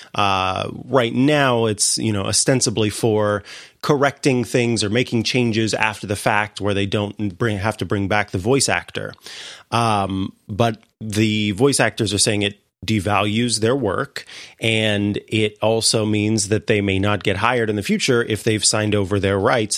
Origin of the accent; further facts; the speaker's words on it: Missouri, United States; moved away; my home state, uh, in Saint Louis, Missouri